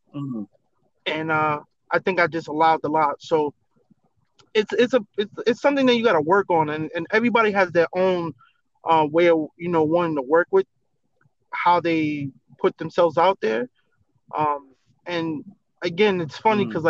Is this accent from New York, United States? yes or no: yes; New York, United States; moved away; I'm from New York, because I haven't lived in New York in a long time